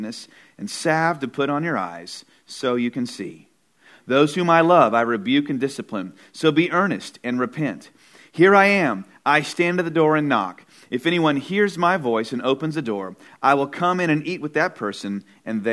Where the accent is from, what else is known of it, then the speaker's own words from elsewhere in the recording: Irving, Texas, United States; moved away as an adult; also born or lived in Houston, Texas; now in Austin, United States; I grew up in the Dallas area, went to college. Yeah, come on, Irving, Texas, Irving High School